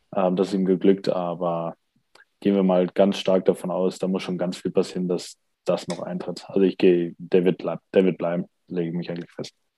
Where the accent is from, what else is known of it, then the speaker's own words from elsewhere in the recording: Essen, North Rhine-Westphalia, Germany; moved away; mein alter Club Rot-Weiß Essen